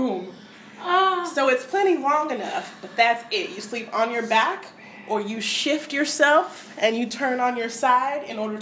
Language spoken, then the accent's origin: English; United States; as an American